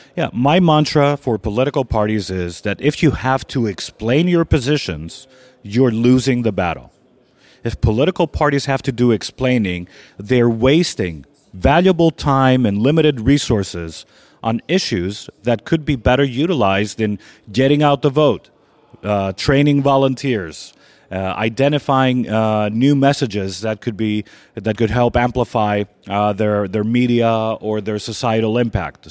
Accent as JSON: {"language": "English", "country": "Greece", "also_born_or_lived": "Washington", "moved": "yes", "said": "I'm gonna have to go back to my home country"}